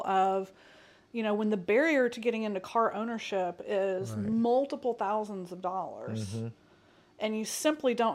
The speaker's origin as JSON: {"language": "English", "town": "Nashville", "region": "Tennessee", "country": "United States", "tie": "born or raised there", "also_born_or_lived": "Indianapolis, Indiana", "said": "I grew up in Nashville"}